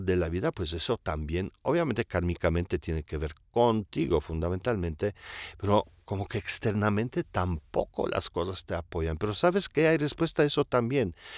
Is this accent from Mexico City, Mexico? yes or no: yes; Mexico City, Mexico; me considero chilango, pues, ¿verdad? O sea, pues, yo soy polaco, e italiano, también expat